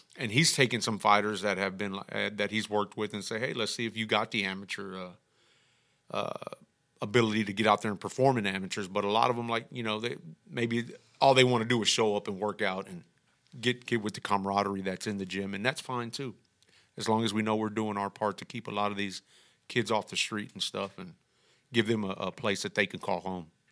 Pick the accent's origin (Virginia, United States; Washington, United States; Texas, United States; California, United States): Texas, United States; Houston; I'm from El Dorado